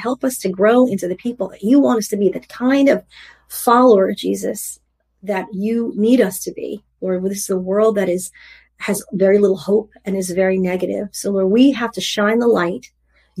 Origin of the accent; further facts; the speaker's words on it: New York, United States; I'm from New York. New Yorkers are sarcastic.